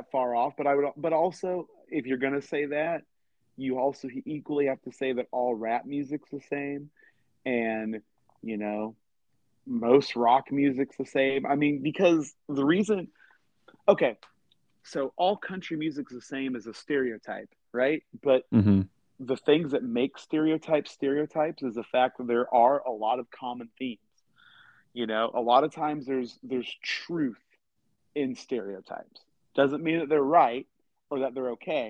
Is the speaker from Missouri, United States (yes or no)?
yes; Missouri, United States; growing up in Missouri and literally the middle of the country